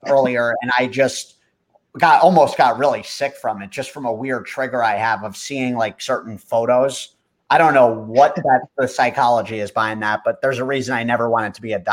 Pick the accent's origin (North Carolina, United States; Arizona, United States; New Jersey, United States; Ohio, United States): New Jersey, United States; Watchung; we grew up in Watchung